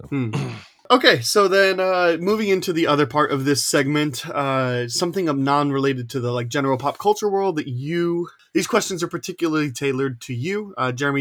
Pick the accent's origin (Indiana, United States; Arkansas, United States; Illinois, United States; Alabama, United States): Indiana, United States; I'm also an Indiana boy